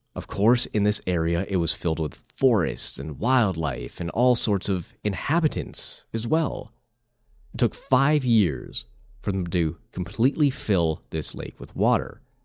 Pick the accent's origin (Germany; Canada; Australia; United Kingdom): Canada; I am from Canada